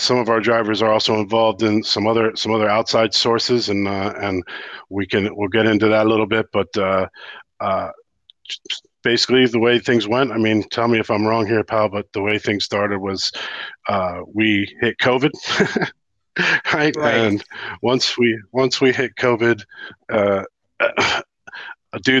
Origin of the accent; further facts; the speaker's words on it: United States; now in Ireland; I'm the American here in Ireland